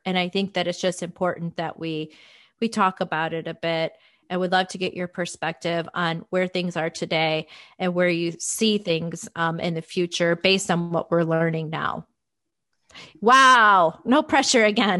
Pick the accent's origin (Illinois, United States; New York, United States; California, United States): Illinois, United States; it's a blizzard right now in my hometown